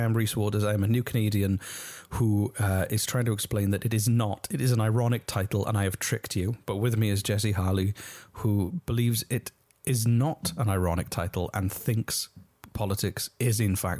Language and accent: English; United Kingdom; I call it maths because I'm British.